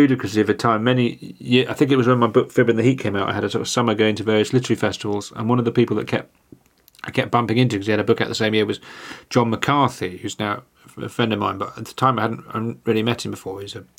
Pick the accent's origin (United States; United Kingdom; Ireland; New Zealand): New Zealand; Taupo, Waikato; Many moons ago, on a night out, I bumped into a mate in my hometown of Taupo after a provincial match between Midlands and Northland.